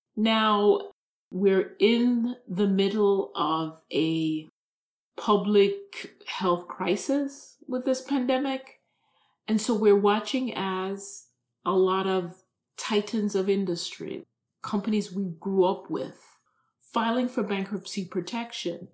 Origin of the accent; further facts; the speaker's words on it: Jamaica; moved away as an adult; also born or lived in New York City / Camden; now in United States; I was born and raised in Jamaica